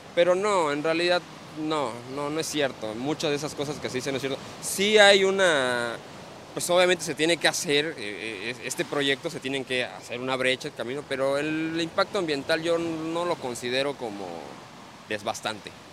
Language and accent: Spanish; Campeche, Mexico; moved away as an adult; also born or lived in Cancún / Playa del Carmen / Tulum; now in Quintana Roo, Mexico; yo soy este, originario del estado de Campeche